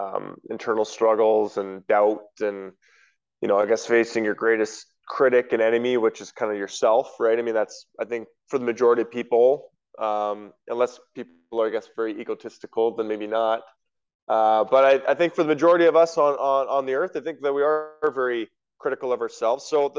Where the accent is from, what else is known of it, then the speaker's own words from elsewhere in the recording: Western Canada, Canada; especially growing up in Western Canada